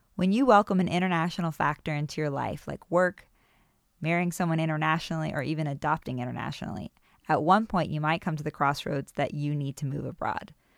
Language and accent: English; United States; moved away; also born or lived in Germany; leaving this country that felt like home to go back to what is known as my home country